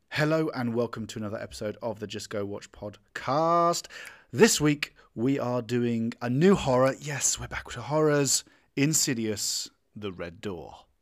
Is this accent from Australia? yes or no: no; United Kingdom; I'm British